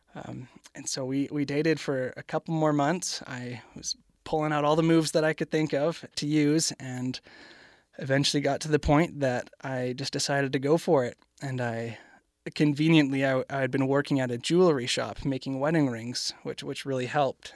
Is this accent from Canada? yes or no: yes; Canada; I am from Canada